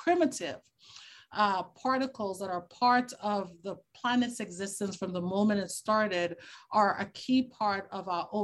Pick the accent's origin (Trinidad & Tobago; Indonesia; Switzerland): Trinidad & Tobago; Tobago; I grew up in the Caribbean. I'm from Trinidad and Tobago. I'm actually from the smaller island, Tobago